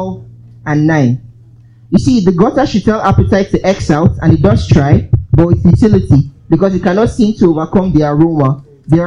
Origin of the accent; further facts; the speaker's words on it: Port Harcourt, Rivers State, Nigeria; also born or lived in Umuahia / Aba; I grew up in Port Harcourt.